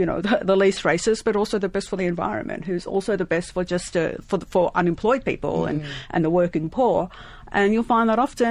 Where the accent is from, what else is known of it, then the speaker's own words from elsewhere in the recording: Lebanon; now in Australia; I was born in Lebanon